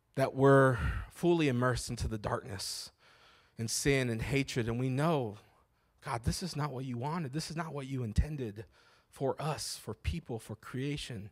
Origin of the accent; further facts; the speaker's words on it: Phoenix, Arizona, United States; also born or lived in Alhambra, Phoenix; I was born in Maryvale